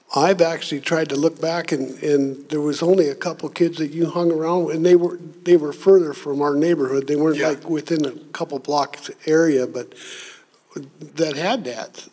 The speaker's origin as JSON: {"language": "English", "region": "Minnesota", "country": "United States", "tie": "born or raised there", "said": "grew up in Minnesota on a farm as a kid, and we didn't have running water until I was six years old."}